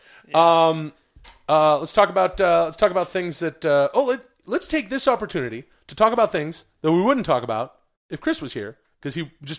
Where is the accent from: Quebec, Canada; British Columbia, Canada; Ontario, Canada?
British Columbia, Canada; Vancouver; I grew up in Vancouver, British Columbia, and the Seattle Seahawks were nearby.